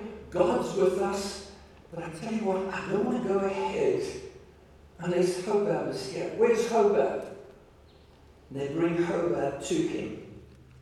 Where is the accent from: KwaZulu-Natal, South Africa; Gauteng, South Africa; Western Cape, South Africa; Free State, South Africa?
Free State, South Africa; we come from the Free State